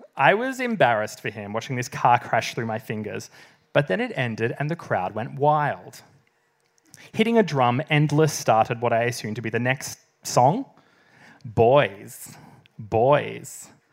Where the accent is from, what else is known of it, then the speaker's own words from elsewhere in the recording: South East Gippsland, Victoria, Australia; moved away as an adult; also born or lived in Melbourne; I'm from the country. I moved from South East Gippsland to Melbourne at the age of eighteen